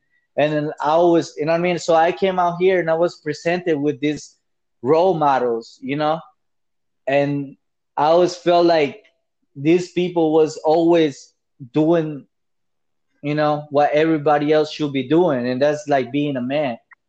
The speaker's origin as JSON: {"language": "English", "town": "Los Angeles", "region": "California", "country": "United States", "also_born_or_lived": "El Salvador / Alaska", "said": "I'm from the West Coast myself, man. I'm from the LA area, you know what I mean? Balling Heights."}